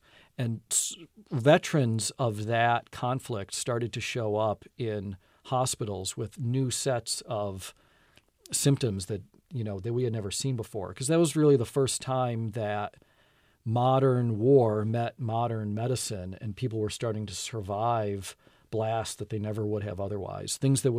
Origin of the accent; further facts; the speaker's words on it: Buffalo, New York, United States; I grew up in Buffalo, New York, where we had definite, you know, there was definitely the school year, and then there was summer.